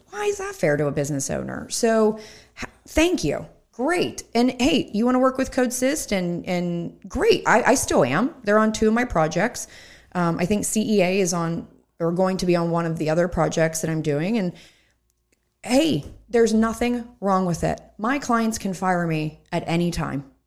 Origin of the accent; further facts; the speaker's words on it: Hempfield Township, Pennsylvania, United States; I grew up in Hemphill Township